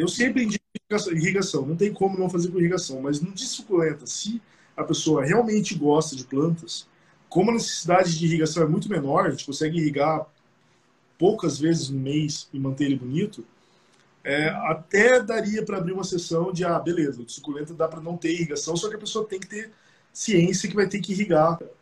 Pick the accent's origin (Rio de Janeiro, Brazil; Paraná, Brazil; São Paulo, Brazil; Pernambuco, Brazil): Paraná, Brazil; Curitiba; E nós quatro somos de Curitiba.